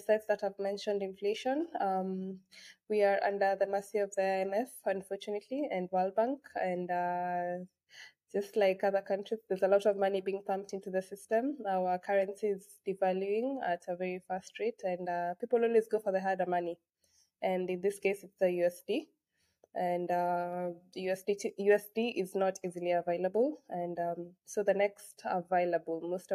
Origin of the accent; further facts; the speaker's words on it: Kenya; I come from Kenya